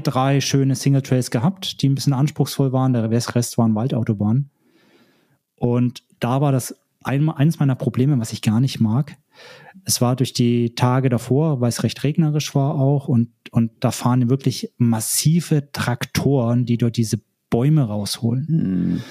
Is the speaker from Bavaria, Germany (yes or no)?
yes; Erlangen, Nuremberg area, Bavaria, Germany; moved away; in Richtung Erlangen, Nürnberg, die Ecke, da äh, wo ich herkomme